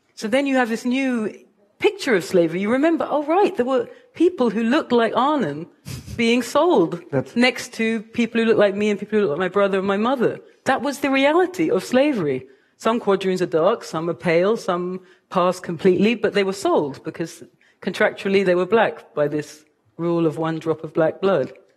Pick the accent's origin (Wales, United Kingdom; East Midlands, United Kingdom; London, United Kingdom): London, United Kingdom; moved away as an adult; now in United States; I am a mixed race woman from Kilburn